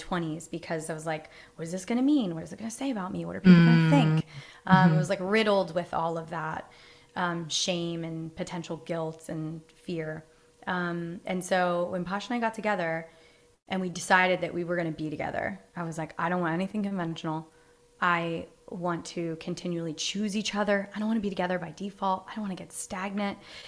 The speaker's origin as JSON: {"language": "English", "region": "East Coast", "country": "United States", "tie": "born or raised there", "said": "I grew up you know, I'm from the East Coast."}